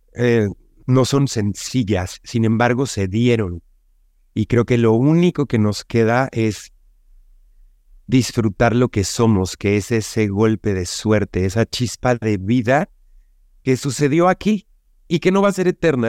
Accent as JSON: {"language": "Spanish", "country": "Mexico", "said": "como buen mexicano"}